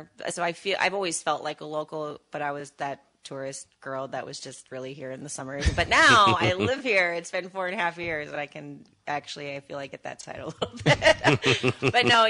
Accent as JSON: {"language": "English", "region": "Florida", "country": "United States", "said": "Two-thirds of my life in Florida. I don't really have any desire to go back, except to visit mom and dad."}